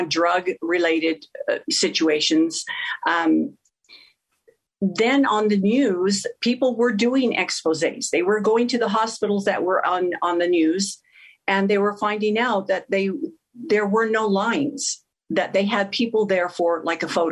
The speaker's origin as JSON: {"language": "English", "town": "Sandy", "region": "Utah", "country": "United States", "tie": "born or raised there", "said": "I'm a native from Utah, and was born and raised in Sandy"}